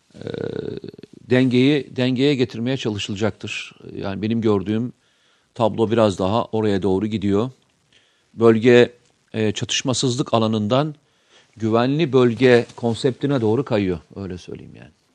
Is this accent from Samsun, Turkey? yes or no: yes; Samsun, Turkey; Ben Samsunluyum.